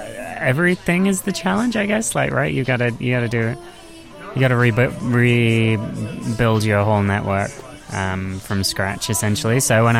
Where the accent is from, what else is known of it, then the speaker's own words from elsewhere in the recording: Nottingham, East Midlands, United Kingdom; which is slightly different to what I guess I grew up with in Nottingham